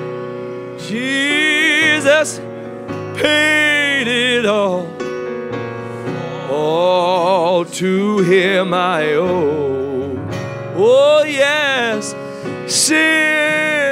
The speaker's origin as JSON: {"language": "English", "region": "Indiana", "country": "United States", "tie": "born or raised there", "said": "I was a long time Pacer fan growing up in Indiana"}